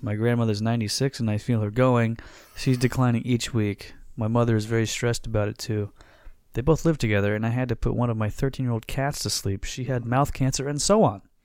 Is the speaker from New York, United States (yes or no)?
no; Florida, United States; now we're from Florida